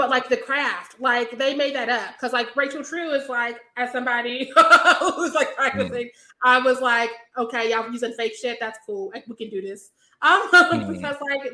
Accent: Missouri, United States; I'm from Missouri

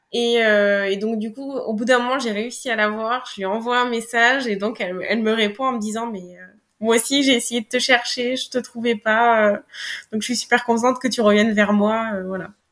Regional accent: Limoges, Nouvelle-Aquitaine, France; chez moi à Limoges, parce que je suis originaire

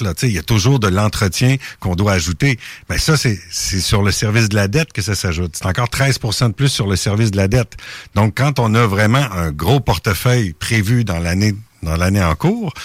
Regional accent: Lévis, Quebec, Canada; chez, chez nous à Saint-Étienne

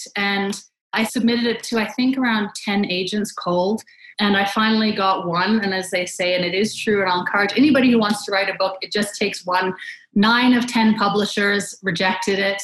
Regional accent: Canada; I grew up in Canada

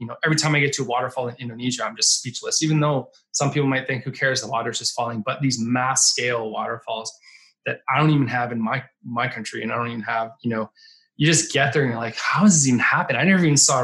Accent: Canada; now in Manhattan Beach, United States; I grew up in Canada.

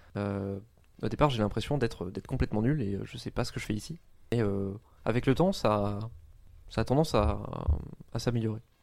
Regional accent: around Compiègne, Oise, Hauts-de-France, France; moved away as an adult; also born or lived in Lille; j'ai grandi euh, autour de Compiègne, qui est euh, une, ville dans l'Oise

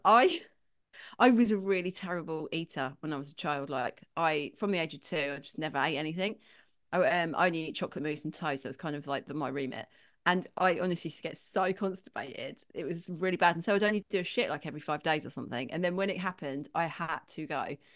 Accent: London, United Kingdom; 'cause I'm from London, grew up in London

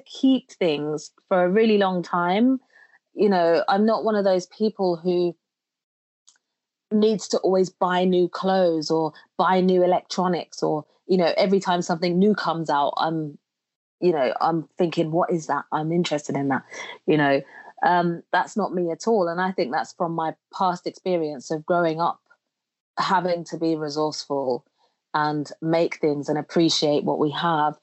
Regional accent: London, United Kingdom; also born or lived in Jamaica; I was born in London. And when I was 1 year old, I went to, my mum sent me to live in Jamaica with my grandparents. So I grew up in Jamaica until the age of 7, when I returned to the UK to reunite and live with my mum in London.

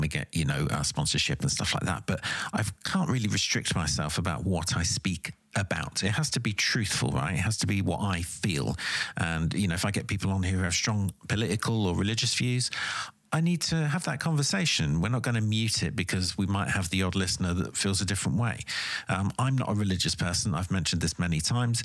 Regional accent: United Kingdom; as a British person

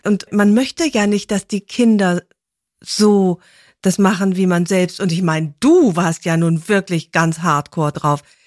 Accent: Rhineland, Germany; ich bin ja Rheinländerin

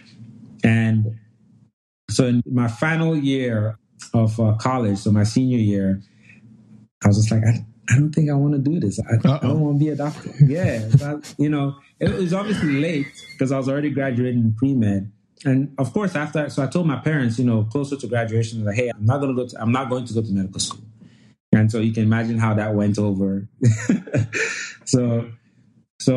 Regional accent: Jamaica; moved away as an adult; also born or lived in Nigeria; now in Louisiana, United States; I was born and raised in Nigeria. We moved to Jamaica when I was young, about 9 years old. And I did the vast majority of my pre-college education there

